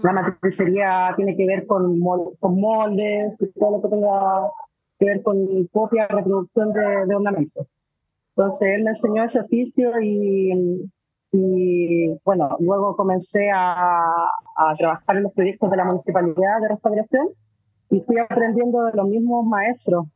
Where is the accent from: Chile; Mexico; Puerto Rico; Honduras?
Chile; Valparaíso; yo soy porteña, yo soy de Valparaíso